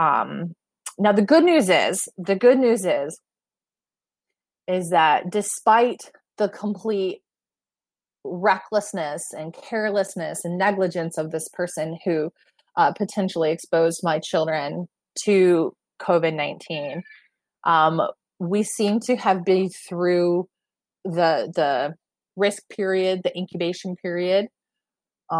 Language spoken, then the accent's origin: English; Michigan, United States; moved away; it's in my hometown